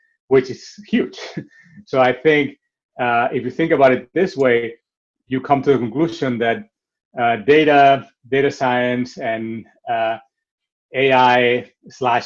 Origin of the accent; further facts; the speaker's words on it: Barcelona, Catalonia, Spain; moved away; I am originally from Barcelona, so I'm also very connected to the city